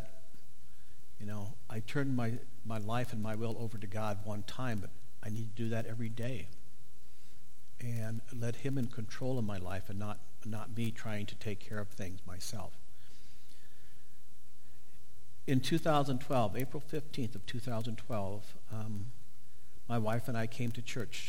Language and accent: English; Northeast Nebraska, United States; I grew up in Northeast Nebraska on a farm